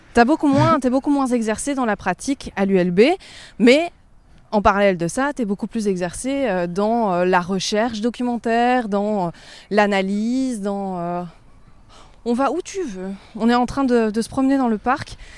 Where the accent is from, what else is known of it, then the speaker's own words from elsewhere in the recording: Provence-Alpes-Côte d'Azur, France; also born or lived in Schaerbeek, Brussels, Belgium; now in Brussels, Belgium; J'ai grandi, j'ai grandi en Provence